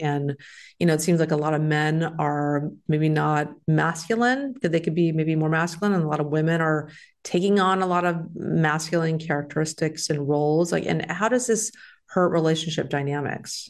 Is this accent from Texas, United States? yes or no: yes; Texas, United States; moved away; I'm from Texas